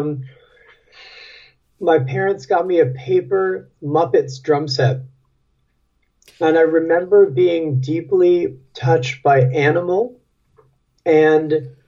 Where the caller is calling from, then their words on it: Brooklyn, New York, United States; I'm calling you from Brooklyn, New York.